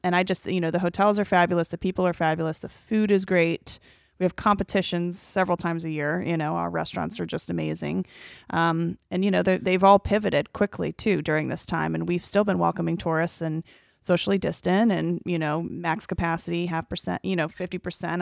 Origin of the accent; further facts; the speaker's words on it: Marietta, Georgia, United States; moved away as an adult; also born or lived in Atlanta, Georgia; now in Cocoa Beach, United States; me growing up in Marietta, Georgia